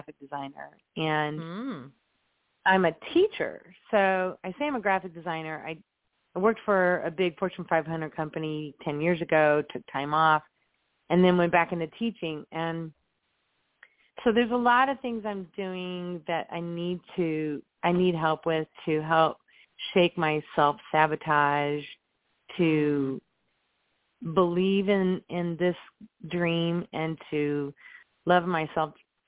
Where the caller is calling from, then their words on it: Indianapolis, Indiana, United States; also born or lived in Chicago; I'm calling from Indianapolis.